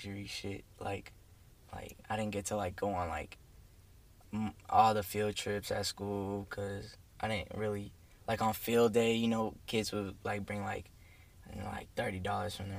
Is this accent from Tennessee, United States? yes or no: yes; Nashville, Tennessee, United States; I came from Nashville. I was born here. I came living in Nashville with my dad, my mom, and a little brother